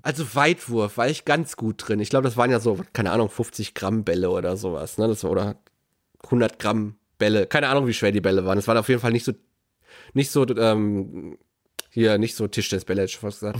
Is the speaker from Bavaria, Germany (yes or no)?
no; Herten, North Rhine-Westphalia, Germany; unsere Schulgemeinschaft in Herten hatte ein eigenes Schulschwimmbad gehabt